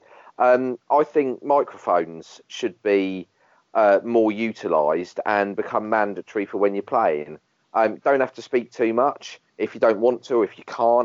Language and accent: English; Dover, South East England, United Kingdom; I was born in Dover.